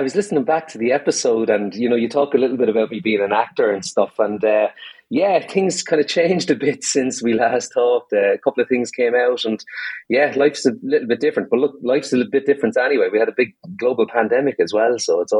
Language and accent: English; Ireland; accent: Irish; one bit might be obvious from me accent, you know, because I'm pretty Irish myself.